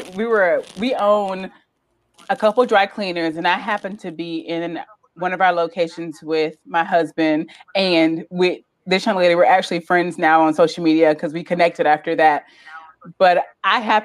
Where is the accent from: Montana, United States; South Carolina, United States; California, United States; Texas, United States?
South Carolina, United States; We're all from South Carolina, from these little itty bitty towns.